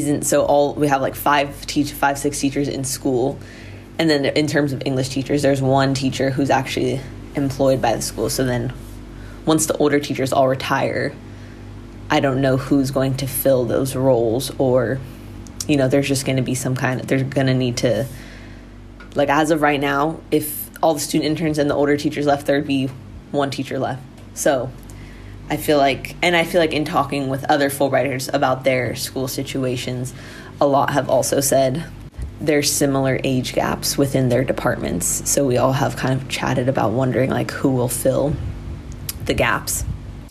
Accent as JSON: {"language": "English", "country": "United States", "moved": "as an adult", "lives_now": "Thailand", "said": "I'm an American"}